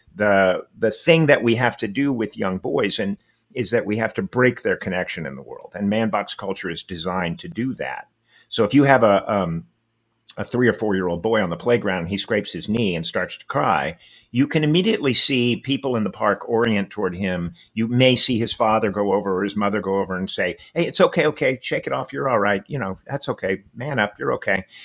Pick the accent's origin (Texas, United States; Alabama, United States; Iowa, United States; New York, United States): Texas, United States; I was born and raised in Texas